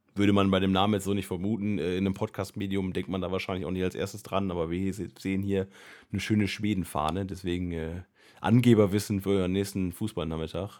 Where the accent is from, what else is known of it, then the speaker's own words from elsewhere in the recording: Northern Germany, Germany; als Norddeutscher